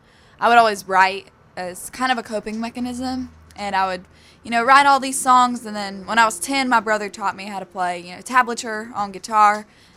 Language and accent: English; Asheville, North Carolina, United States; born there; now in Nashville, United States; Well, I was born in Asheville, North Carolina, but I come from a military family, so I just moved to Nashville in January, and that was my 15th move.